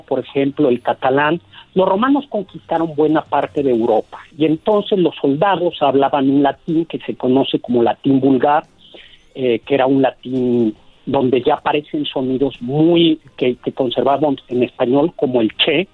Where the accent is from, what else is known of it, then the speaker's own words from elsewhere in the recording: Mexico City, Mexico; accent: chilango; Los chilangos, digamos, de clase media, tenemos un acento menos, como más neutral